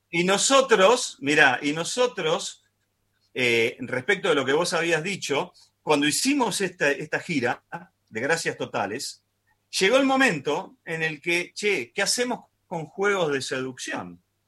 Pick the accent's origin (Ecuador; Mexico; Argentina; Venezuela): Argentina; lo que nos pasa a nosotros puntualmente como, argentino argentinos es que estamos en la pandemia más larga del mundo